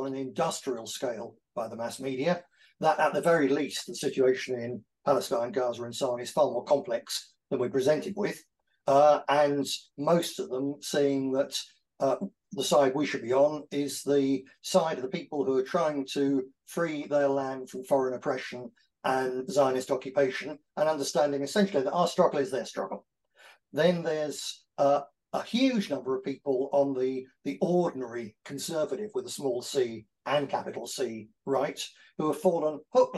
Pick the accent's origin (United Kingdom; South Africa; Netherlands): United Kingdom